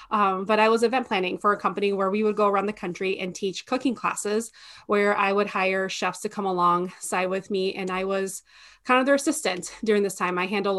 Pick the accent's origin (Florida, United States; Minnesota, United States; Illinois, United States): Minnesota, United States; We're here from Minnesota, and my husband and I recently got married